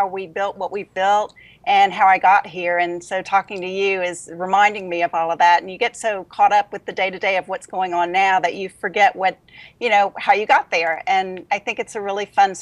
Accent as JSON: {"language": "English", "region": "Louisiana", "country": "United States", "also_born_or_lived": "Denver", "moved": "as an adult", "lives_now": "Huntsville, United States", "said": "I'm from Louisiana"}